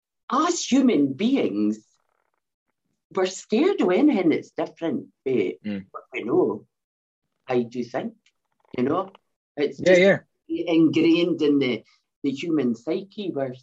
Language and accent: English; Scotland, United Kingdom; accent: Scottish dialect